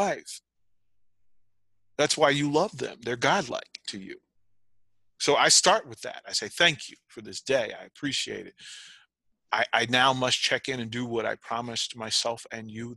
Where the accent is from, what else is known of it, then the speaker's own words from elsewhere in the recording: Arlington, Virginia, United States; I'm from Arlington, Virginia, a place called Green Valley, just outside of DC